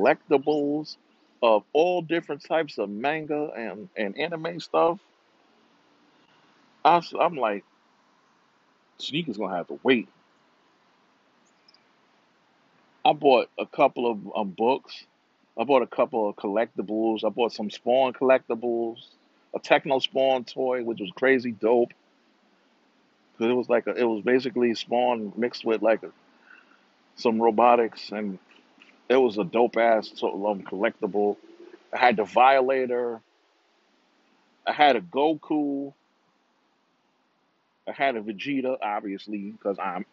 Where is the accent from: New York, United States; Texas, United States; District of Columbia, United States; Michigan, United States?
New York, United States; New York City; also born or lived in Rio de Janeiro, Brazil; I'm from New York. I'm from Brooklyn